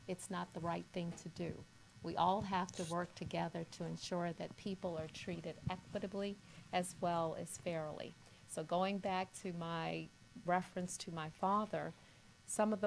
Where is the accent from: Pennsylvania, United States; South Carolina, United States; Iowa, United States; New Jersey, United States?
South Carolina, United States; Kingstree; I grew up in the South, originally from South Carolina, and my dad was actually involved in bringing Martin Luther King to my very small city of Kingstree, South Carolina.